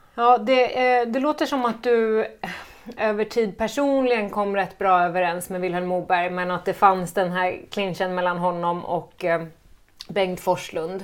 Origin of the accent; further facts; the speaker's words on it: Gotland, Sweden; also born or lived in Visby